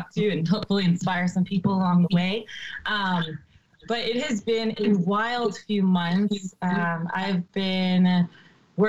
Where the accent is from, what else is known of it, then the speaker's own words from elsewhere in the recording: South Florida, United States; I grew up in South Florida